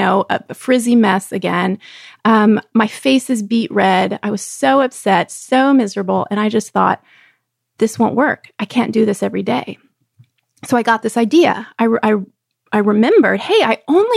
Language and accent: English; Texas, United States; I was growing up in Texas, we swam year round in an outdoor pool